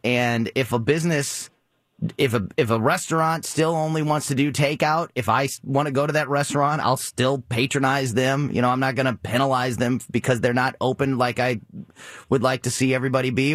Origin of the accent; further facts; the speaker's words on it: Florissant, Missouri, United States; born and raised in Florissant, Missouri